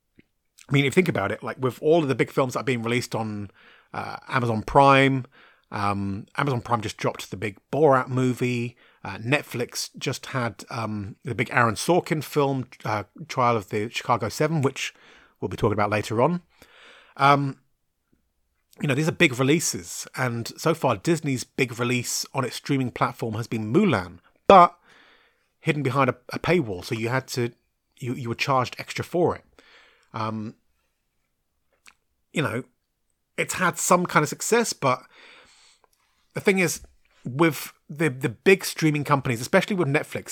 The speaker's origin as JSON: {"language": "English", "region": "London", "country": "United Kingdom", "accent": "mixed Cockney Irish", "said": "I'm originally from Southwest London, and I was brought up by Irish parents. So when I first moved to the area I live in now, I had what most people believed was like some kind of Australian with a stroke accent."}